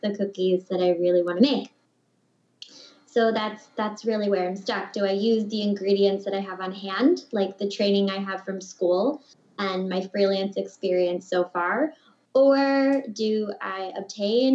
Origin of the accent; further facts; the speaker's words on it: Ohio, United States; moved away as an adult; now in Brussels, Belgium; I'm speaking from Brussels, Belgium, but I'm originally from Ohio